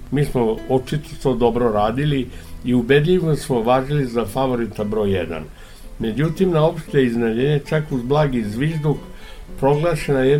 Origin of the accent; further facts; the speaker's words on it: Ada, Vojvodina, Serbia; also born or lived in Novi Sad; Ja sam rođen u Adi